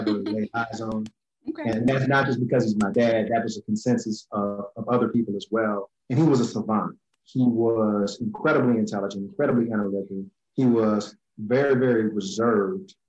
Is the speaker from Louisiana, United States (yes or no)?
yes; New Orleans, Louisiana, United States; I'm originally from New Orleans, Louisiana. I was born here, raised here